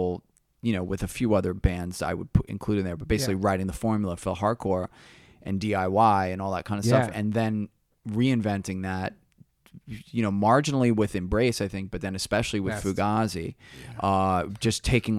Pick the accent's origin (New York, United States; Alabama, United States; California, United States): New York, United States; Yeah, we were more guitar, from you know, it's like, indicative of New York.